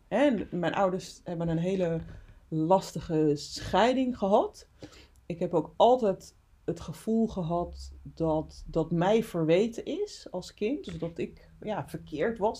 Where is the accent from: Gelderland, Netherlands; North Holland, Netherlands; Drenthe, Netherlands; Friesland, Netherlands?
Friesland, Netherlands; also born or lived in Suriname; geboren in Suriname, getogen in Friesland.